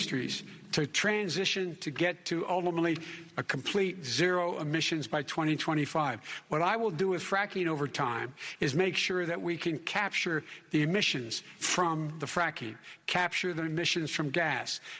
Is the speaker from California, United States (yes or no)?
no; Claymont, Delaware, United States; born or raised there; also born or lived in Scranton, Pennsylvania